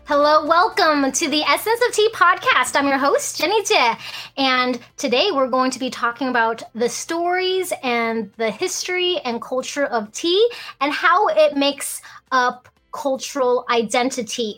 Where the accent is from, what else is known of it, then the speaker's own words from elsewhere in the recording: Alaska, United States; being first generation American, growing up in Alaska